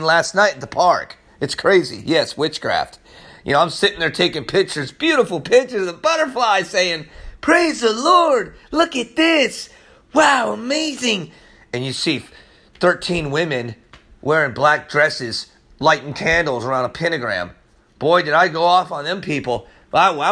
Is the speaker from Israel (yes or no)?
yes; Israel; I'm from there. I'm a Jew from Israel also.